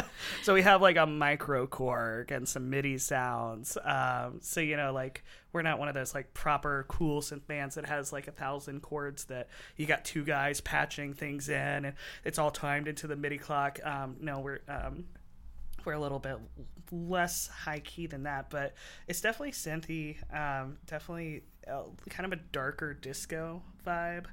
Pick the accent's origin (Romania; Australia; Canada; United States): United States; Martinsville, Virginia; moved away as an adult; also born or lived in Blacksburg, Virginia; now in Seattle, United States; growing up in Martinsville, Henry County